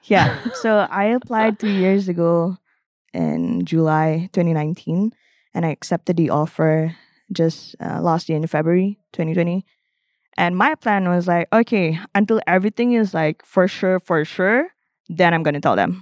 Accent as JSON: {"language": "English", "country": "Malaysia", "moved": "yes", "said": "I'm actually from Malaysia."}